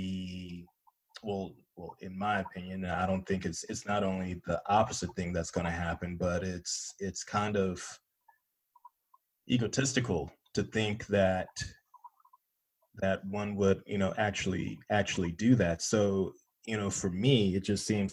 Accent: North Carolina, United States; moved away; I'm originally from North Carolina. So when I go home, you know, and visit my parents

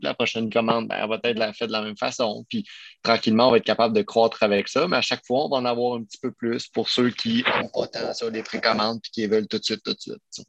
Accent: Quebec, Canada; on est des Québécois, on est une entreprise québécoise, canadienne

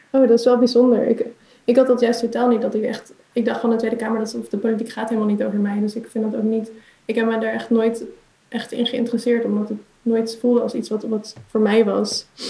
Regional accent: Utrecht, Netherlands; ik kom uit Utrecht

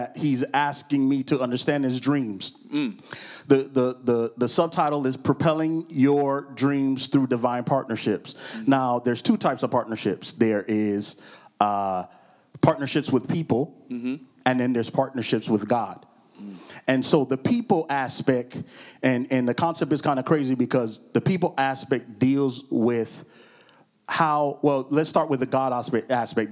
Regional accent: Orlando, Florida, United States; we are in beautiful, beautiful, beautiful Orlando, Florida. This is my hometown, kind of not my birthplace, but my hometown

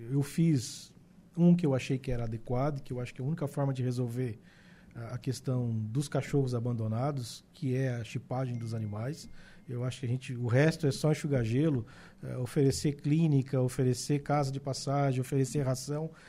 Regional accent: Araranguá, Santa Catarina, Brazil; sou menino do centro

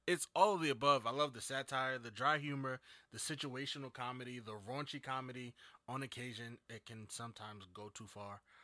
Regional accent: Jersey City, New Jersey, United States; I'm from New Jersey. Jersey City, to be exact.

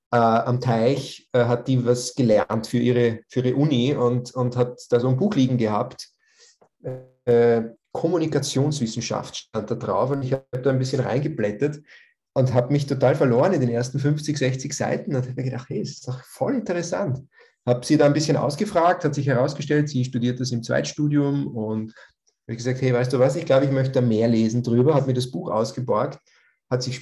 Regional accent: Lower Austria, Austria; ein kleines Dorf in der Nähe von St. Pölten in Niederösterreich, äh, knapp 4000 Einwohner, ich glaube, zu der Zeit damals.

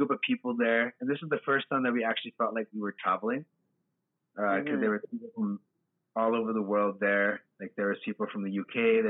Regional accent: Canada; Yeah, and nobody ever believes I'm Canadian because of the way I look.

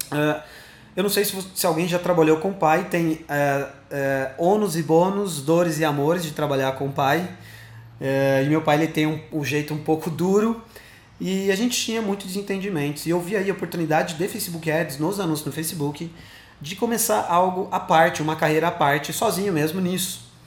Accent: Sorocaba, São Paulo, Brazil; quando eu falo que eu sou aqui de Sorocaba, caraca, não sabia que você era daqui. Bom, eu moro aqui há um bom tempo, é, eu tenho 28 anos, eu sou formado em publicidade aqui em Sorocaba mesmo.

